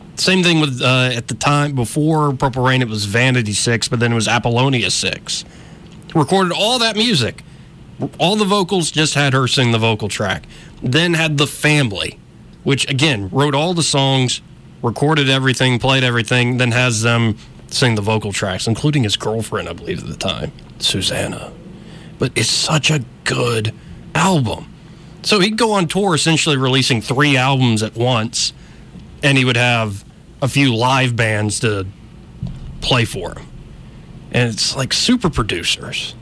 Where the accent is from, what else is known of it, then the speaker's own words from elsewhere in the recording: Montgomery, Alabama, United States; also born or lived in Auburn; I was born and raised in Montgomery, escaped Auburn for a little while